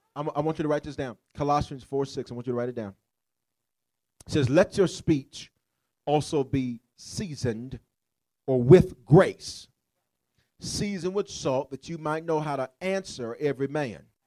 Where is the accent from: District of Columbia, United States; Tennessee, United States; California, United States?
Tennessee, United States; Memphis; I'm from South Memphis.